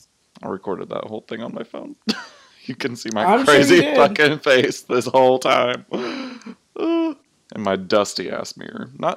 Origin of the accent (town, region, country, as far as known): United States